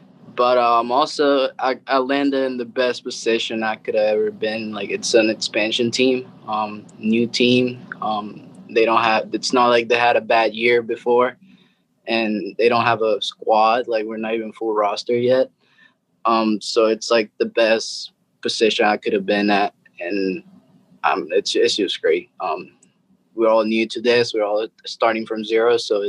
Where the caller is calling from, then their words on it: Austin, Texas, United States; I'm at Austin, Texas, just living the dream.